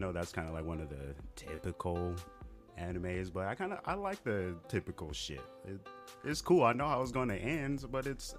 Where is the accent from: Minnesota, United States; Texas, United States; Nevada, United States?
Nevada, United States; Las Vegas; moved away as an adult; also born or lived in Flint, Michigan; now in California, United States; I moved out from Michigan, moved out to Vegas, and kind of lived my life from there. Until July, this past July, I moved to California.